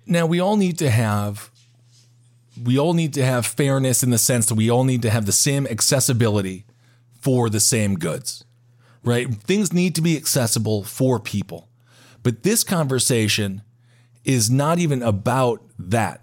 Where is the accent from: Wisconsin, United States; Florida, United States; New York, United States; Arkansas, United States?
Wisconsin, United States; I'm from Wisconsin